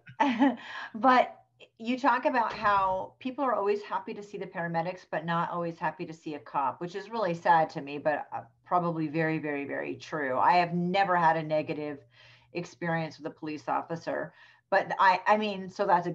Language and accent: English; United States; I was raised on the East Coast by the Canadian border